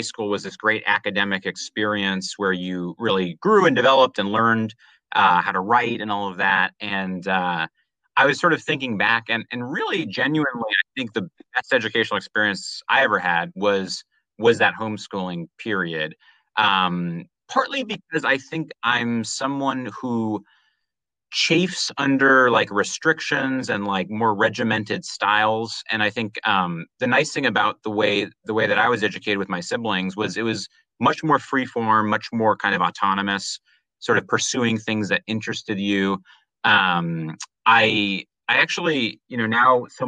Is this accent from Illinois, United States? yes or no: no; California, United States; now in New York City, United States; I'm originally from California.